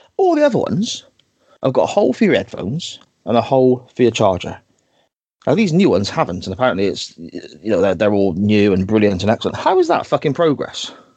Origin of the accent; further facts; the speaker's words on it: Gloucester, South West England, United Kingdom; my home city or my hometown's Guild Hall